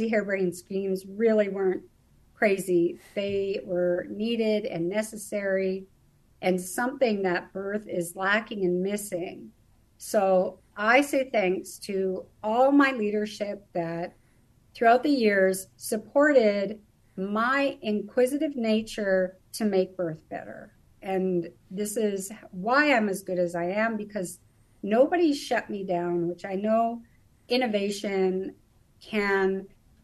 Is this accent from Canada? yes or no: yes; Canada; moved away as an adult; also born or lived in British Columbia / Alberta / United States; now in Germany; Originally, I was born and raised in Canada, mostly British Columbia and Alberta areas